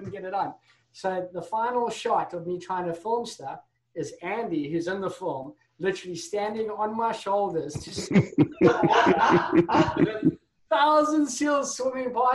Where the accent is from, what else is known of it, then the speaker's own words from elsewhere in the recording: Durban, KwaZulu-Natal, South Africa; moved away as an adult; also born or lived in London; I grew up in South Africa. So I'm originally from South Africa